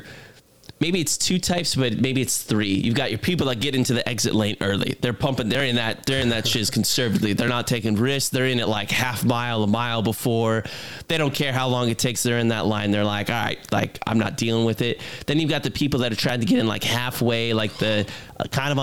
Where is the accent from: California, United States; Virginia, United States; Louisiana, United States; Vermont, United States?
Virginia, United States; I grew up in Virginia